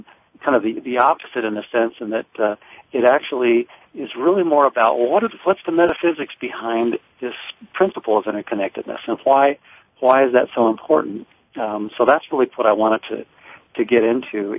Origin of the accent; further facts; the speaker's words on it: Livermore, California, United States; I grew up in Livermore, California.